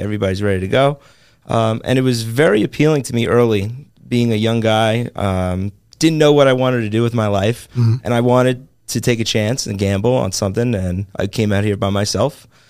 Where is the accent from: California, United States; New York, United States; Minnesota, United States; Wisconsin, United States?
New York, United States; Long Island; moved away as an adult; also born or lived in West Virginia; now in Las Vegas, United States; Yeah, I grew up in Long Island, New York. I went to school at West Virginia, played lacrosse there, and then went to grad school for a little bit. Moved out to Vegas 10 years ago.